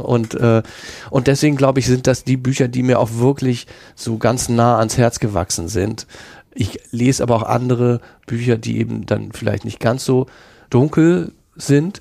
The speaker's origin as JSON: {"language": "German", "region": "Hamburg", "country": "Germany", "accent": "Hamburger", "said": "ich habe so einen Hamburger Akzent"}